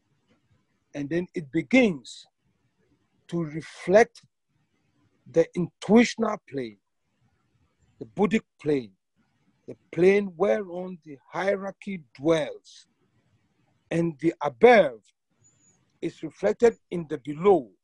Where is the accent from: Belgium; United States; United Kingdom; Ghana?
Ghana; moved away; I'm originally from Ghana, and I get the chance usually to visit every year.